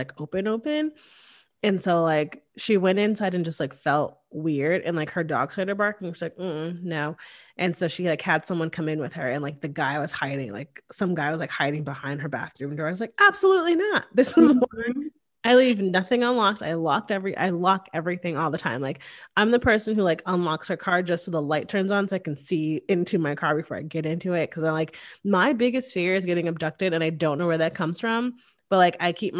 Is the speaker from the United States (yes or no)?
yes; Hamden, Connecticut, United States; moved away as an adult; now in Austin, United States; I grew up in Hamden, Connecticut, which is one town over from Cheshire, Connecticut